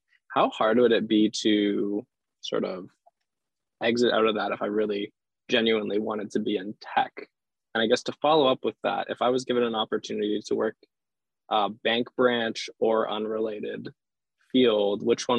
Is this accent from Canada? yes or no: yes; Canada; So yeah, I'm from Canada. I'm in the GTA area.